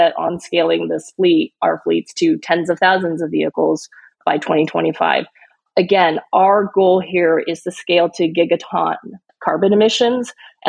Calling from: California, United States; So I'm dialing in from the Bay Area, Silicon Valley, in California.

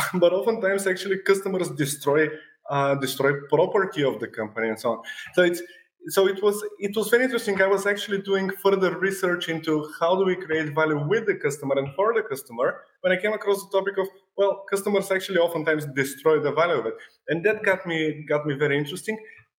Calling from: Sofia, Sofia City, Bulgaria; I'm joining from Sofia, from Bulgaria, which is Europe, obviously, I think.

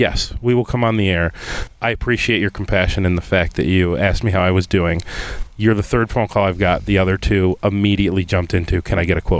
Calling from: Rochester, New York, United States; I'm calling from Rochester.

